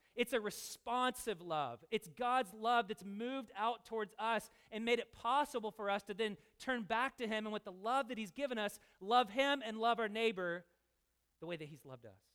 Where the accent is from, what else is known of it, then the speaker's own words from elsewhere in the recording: Louisville, Kentucky, United States; I'm from Louisville